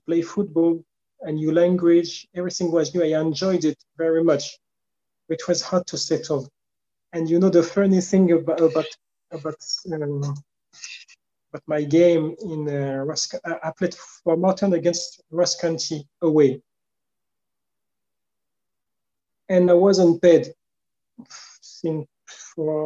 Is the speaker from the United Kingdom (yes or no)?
no; Le Havre, Normandy, France; accent: French; first language French; English is a second language; I was born in Le Havre, and when I was 12, I went to the bigger club here